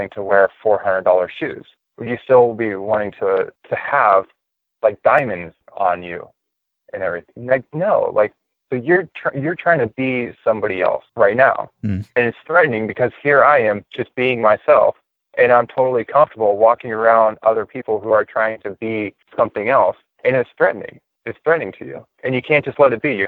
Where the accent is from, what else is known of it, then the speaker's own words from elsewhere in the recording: Northern California, United States; I grew up in Hippieville in Northern California